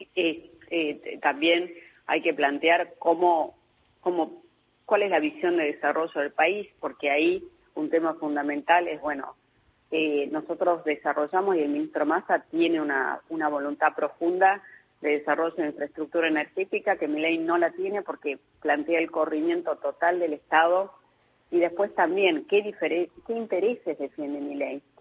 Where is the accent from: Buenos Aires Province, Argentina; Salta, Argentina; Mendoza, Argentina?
Salta, Argentina; yo soy de, la, de Salta